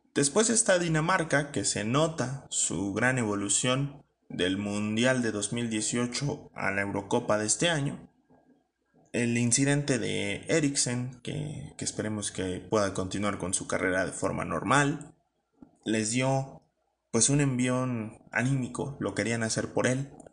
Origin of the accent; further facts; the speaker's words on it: Mexico; ya no hablo tanto como mexicano